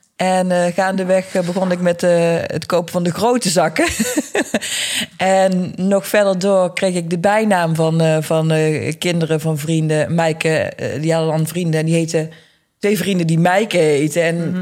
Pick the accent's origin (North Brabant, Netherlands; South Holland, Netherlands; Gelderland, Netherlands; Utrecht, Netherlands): North Brabant, Netherlands; Eindhoven; ik ben geboren en getogen in Eindhoven.